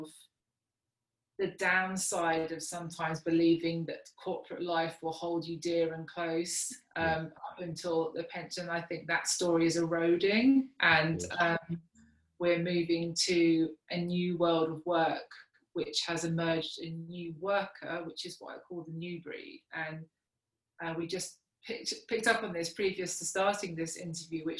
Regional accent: Kent, South East England, United Kingdom; also born or lived in South Africa; I grew up originally in Kent, and then when I was 13, my parents moved to South Africa

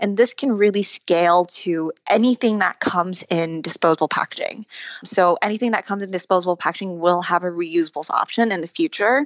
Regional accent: Taiwan; now in United States; Growing up in Taiwan, I grew up in a household where my dad would compost everything we ate

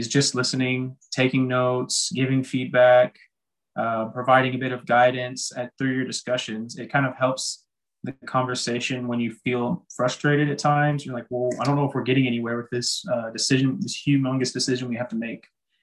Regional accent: United States; moved away; our family unit, you know, we're American, we celebrate Thanksgiving

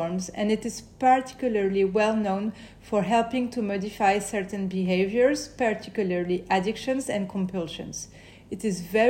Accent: Paris, Île-de-France, France; I grew up in Paris, where I still live today

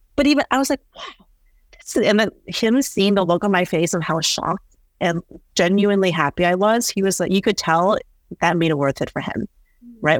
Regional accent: Northeast, United States; I think just growing up in the Northeast

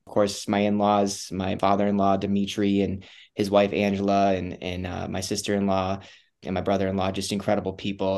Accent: Wisconsin, United States; moved away; I come from Wisconsin. I grew up in kind of a broken home

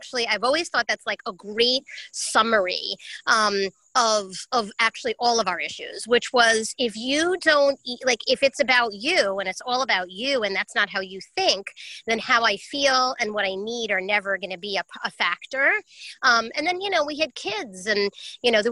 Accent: New York, United States; I'm a New Yorker

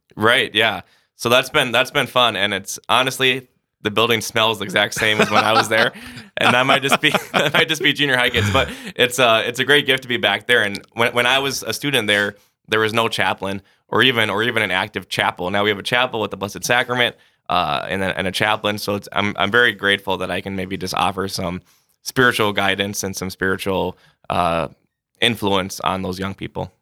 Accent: Sioux Falls, South Dakota, United States; I'm from Sioux Falls, so was born and raised here.

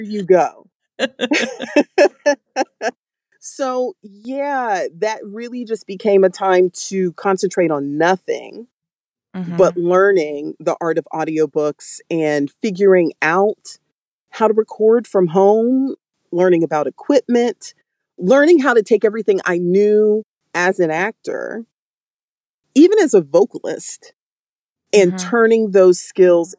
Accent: Florida, United States; moved away as an adult; also born or lived in Georgia / South Carolina / New York; I was born and raised in the South. People don't think Florida is the South, but it is.

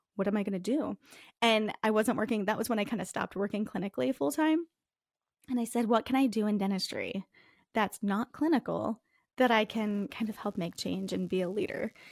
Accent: Northeast, United States; accent: Northeast; moved away as an adult; also born or lived in Minnesota; My Northeast accent

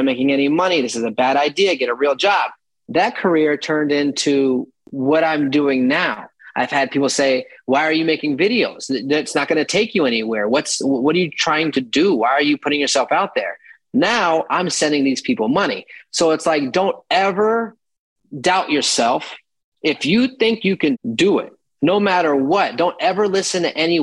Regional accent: Florida, United States; also born or lived in Manhattan, New York; now in New York, United States; I'm from Florida

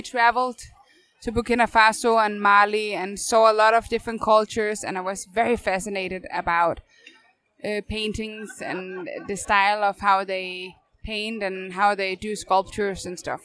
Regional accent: North Zealand, Capital Region of Denmark, Denmark; moved away as an adult; now in Copenhagen, Denmark; So I'm um, 20 minutes north from Copenhagen originally

